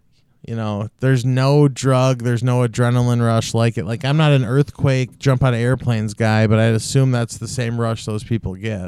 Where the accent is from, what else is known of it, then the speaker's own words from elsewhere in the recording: Mankato, Minnesota, United States; I'm from Mankato. My family knows a lot of people there